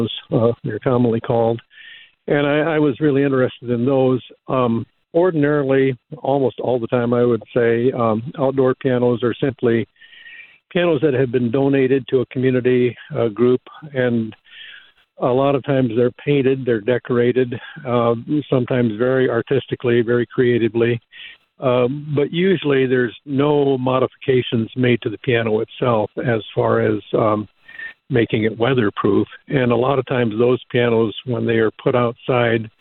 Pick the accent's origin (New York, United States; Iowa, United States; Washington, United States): Iowa, United States; Mason City; also born or lived in Festus, Missouri; now in Boone, United States; grew up in Mason City, which is a town in northern Iowa